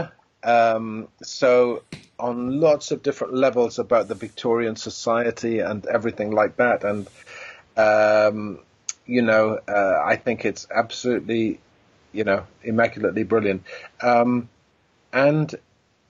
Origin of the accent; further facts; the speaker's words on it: Pontypridd, Wales, United Kingdom; town where we grew up in Pontypridd in South Wales.